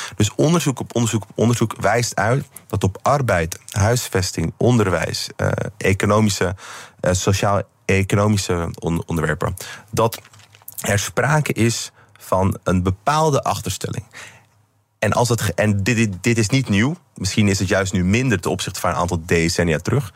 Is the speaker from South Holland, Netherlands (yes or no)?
no; Amsterdam, North Holland, Netherlands; ik in ieder geval als Amsterdammer